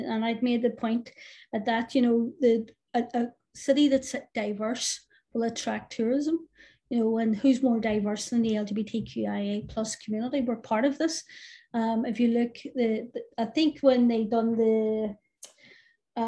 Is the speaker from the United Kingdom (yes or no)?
yes; Belfast, Northern Ireland, United Kingdom; I grew up in Unity Flats